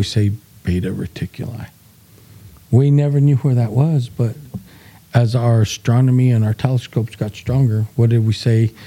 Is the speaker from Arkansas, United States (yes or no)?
no; Gallup, New Mexico, United States; we grew up in Gallup, and there was a diverse little community where there was Natives, Hispanics, few Blacks